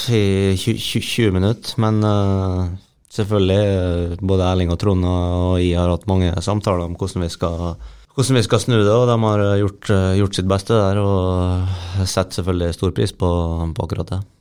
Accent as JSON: {"language": "Norwegian", "region": "Møre og Romsdal", "country": "Norway", "said": "er ganske lokal gutt"}